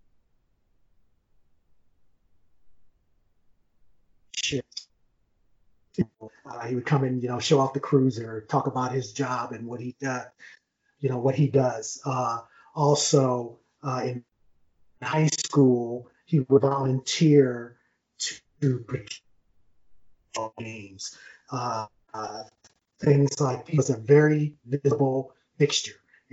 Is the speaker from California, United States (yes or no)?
no; Akron, Ohio, United States; now in Colorado Springs, United States; I live in Colorado Springs now, but I was born and raised in Akron, Ohio